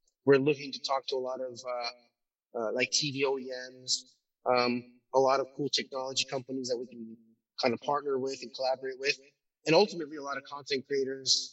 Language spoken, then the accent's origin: English; Turkey; moved away; I'm originally from Turkey